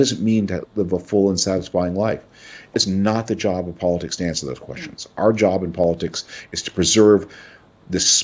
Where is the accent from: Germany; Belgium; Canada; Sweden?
Canada; now in United States; I was born a Canadian citizen. I still spend a lot of time in Canada.